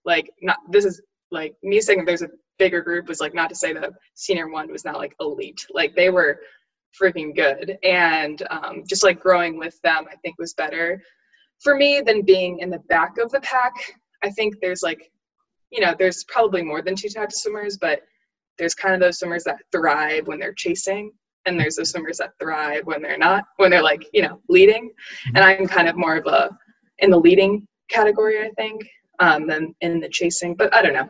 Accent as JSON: {"language": "English", "town": "Auburn", "country": "United States", "tie": "born or raised there", "also_born_or_lived": "North Carolina", "said": "like growing up in a big swimming family, like growing up in Auburn, and then North Carolina"}